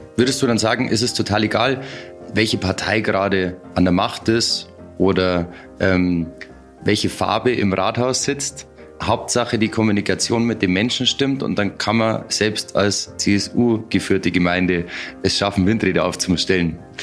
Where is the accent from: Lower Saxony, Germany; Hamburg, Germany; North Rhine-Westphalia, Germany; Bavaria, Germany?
Bavaria, Germany; moved away; ich komme ursprünglich aus Bayern